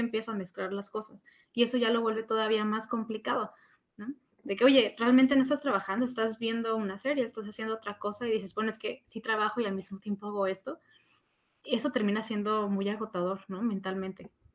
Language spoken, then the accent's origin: Spanish; Mexico; nosotros como mexicanos